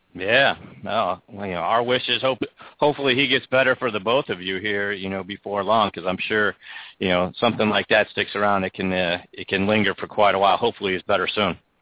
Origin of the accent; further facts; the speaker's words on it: Pittsburgh, Pennsylvania, United States; my hometown